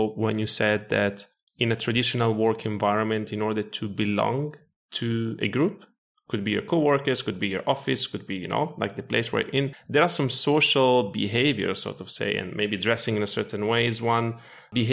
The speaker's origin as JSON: {"language": "English", "country": "Italy", "tie": "born or raised there", "also_born_or_lived": "Morocco / Ireland / Portugal", "moved": "yes", "lives_now": "Lisbon, Portugal", "said": "I was born in Morocco. I grew up in Italy. I actually lived in Ireland also for very good years, like 6 years, now in Portugal"}